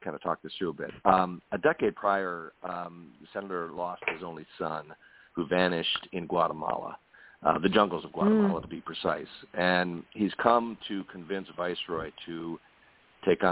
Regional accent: Milwaukee, Wisconsin, United States; my hometown, the Milwaukee area

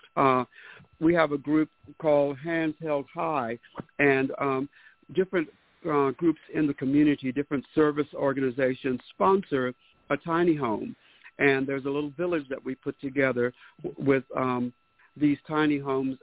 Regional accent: Bastrop, Texas, United States; my hometown of Bastrop

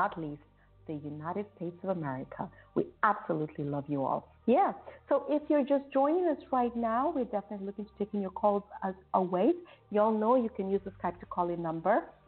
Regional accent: Kenya; my hometown, Kenya

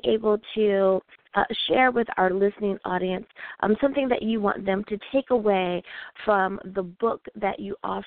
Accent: United States; my beautiful country, my home country, which is the United States of America

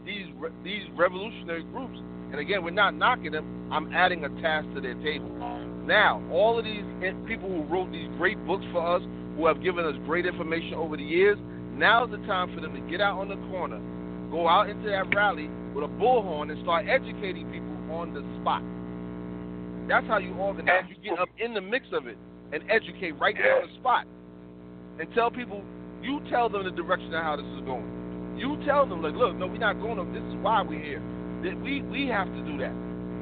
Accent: New York, United States; now in Atlanta, United States; I'm not from Atlanta. I'm from New York.

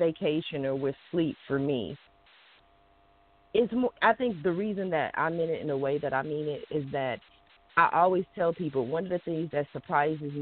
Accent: Columbus, Ohio, United States; I was raised in Columbus, Ohio

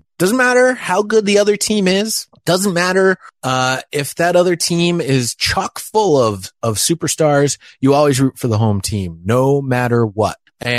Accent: New England, United States; I was born and raised in New England.

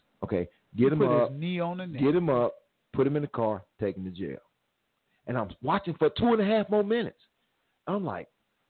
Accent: Mississippi, United States; Look, I'm from the South. I'm from Mississippi.

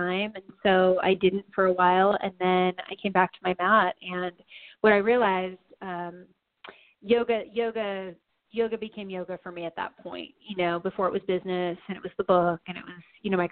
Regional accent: Tucson, Arizona, United States; now in Phoenix, United States; I was born and raised in Tucson. I make my home in Phoenix, which makes me a native of Arizona.

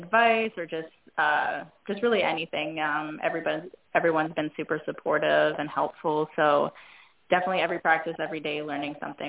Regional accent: Winnipeg, Manitoba, Canada; We're from a small city, so not really many people know Winnipeg.

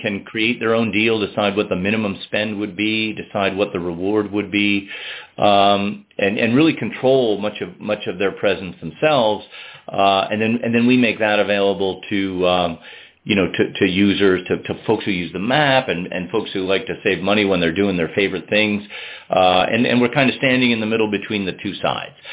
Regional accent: Albany, New York, United States; moved away as an adult; also born or lived in Boston, Massachusetts / overseas (Switzerland); now in Waitsfield, United States; I grew up in the Northeast in Albany, New York

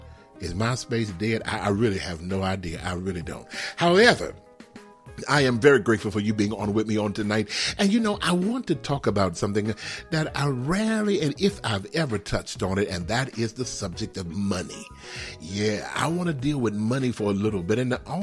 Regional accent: Houston, Texas, United States; now in Atlanta, United States; out of Atlanta, Georgia, and by way of what? Texas, Houston, Texas, my hometown.

